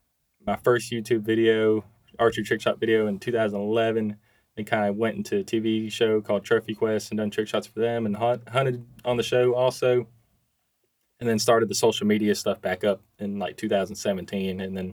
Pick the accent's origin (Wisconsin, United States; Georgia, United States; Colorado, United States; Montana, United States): Georgia, United States; also born or lived in Carrollton, Georgia; I'm just a Georgia fan. Hometown guy